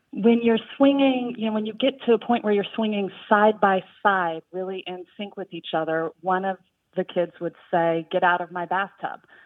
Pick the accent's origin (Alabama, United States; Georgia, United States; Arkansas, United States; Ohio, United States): Arkansas, United States; also born or lived in Missouri; now in Brooklyn, United States; I am originally from Arkansas